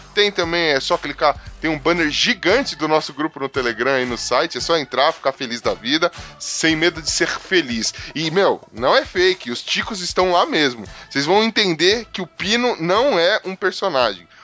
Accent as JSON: {"language": "Portuguese", "region": "São Paulo", "country": "Brazil", "said": "Eu sou da ZL de São Paulo"}